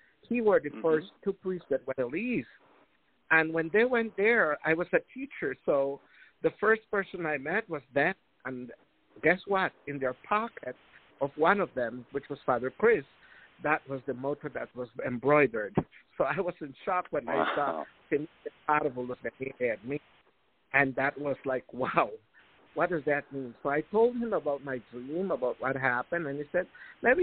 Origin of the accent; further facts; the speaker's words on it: Chunox, Corozal District, Belize; I was born in a village of Chinoche, Corozal, Belize. I grew up there with my family